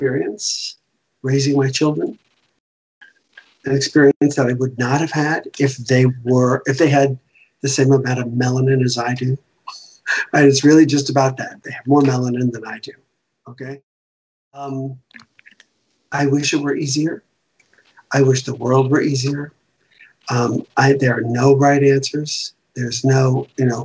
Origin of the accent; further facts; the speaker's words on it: the South, United States; now in New York, United States; I was raised in the South